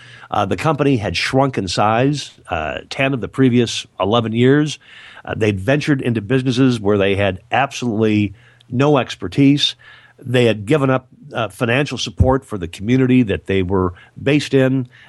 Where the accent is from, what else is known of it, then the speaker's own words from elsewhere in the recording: Michigan, United States; So very near the little town that I grew up in Michigan, a couple of guys from the Lions Club got together